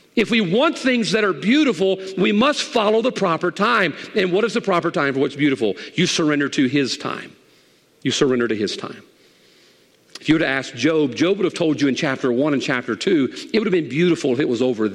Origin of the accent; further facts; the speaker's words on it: United States; I am an American